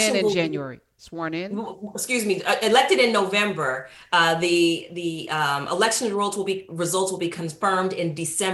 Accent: San Francisco, California, United States; moved away as an adult; also born or lived in Nashville, Tennessee; I grew up in San Francisco, California

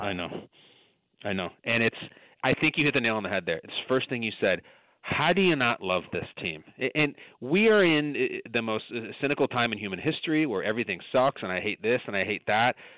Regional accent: Chicago suburbs, Illinois, United States; I'm from the Chicago suburbs.

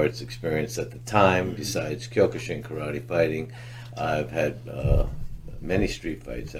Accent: Pennsylvania, United States; growing up in Pennsylvania

